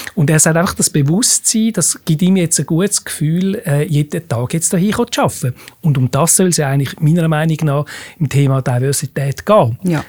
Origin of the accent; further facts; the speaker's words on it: Switzerland; bei uns in der Schweiz